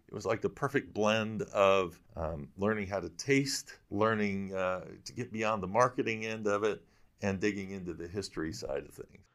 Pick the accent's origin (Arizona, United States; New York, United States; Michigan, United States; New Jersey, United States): Michigan, United States; I'm from Michigan